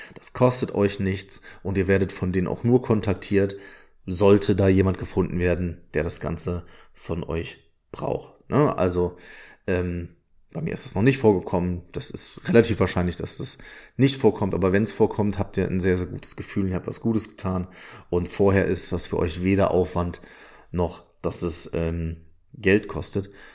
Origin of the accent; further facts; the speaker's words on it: Odenthal, North Rhine-Westphalia, Germany; wir kommen beide aus dem Rheinland, äh, sowohl Tobi als auch ich. Und ähm, wir waren beide im Odental auf der Schule